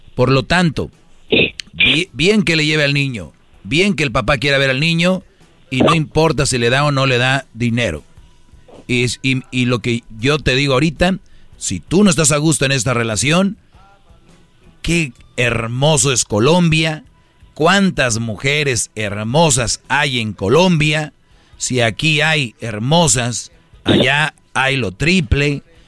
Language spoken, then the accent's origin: Spanish; Monterrey, Nuevo León, Mexico; en Monterrey, de donde yo soy